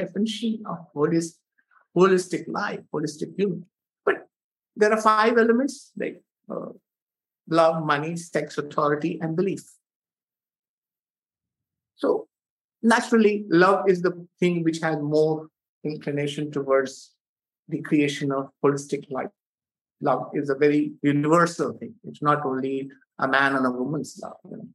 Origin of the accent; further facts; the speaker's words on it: India; being an Indian